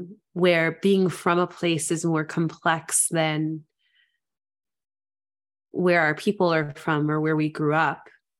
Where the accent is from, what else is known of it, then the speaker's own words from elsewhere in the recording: Memphis, Tennessee, United States; growing up in Memphis, home was like your typical middle class neighborhood, yards and concrete.